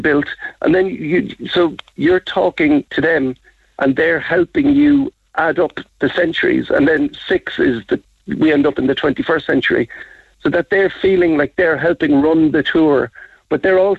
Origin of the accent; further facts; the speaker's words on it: Ballinora, Munster, Ireland; also born or lived in Dublin / Cork; I grew up in Ballinora